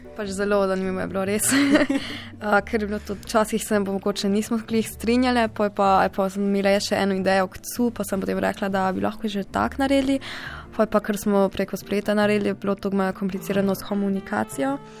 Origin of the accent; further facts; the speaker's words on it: Freiburg, Baden-Württemberg, Germany; prihajam iz Nemčije, iz Freiburga